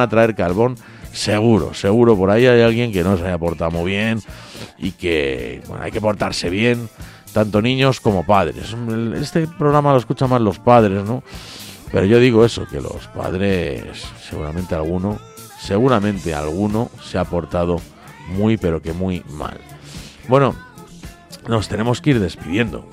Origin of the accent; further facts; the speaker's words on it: Madrid, Community of Madrid, Spain; mi pueblo, a Canillejas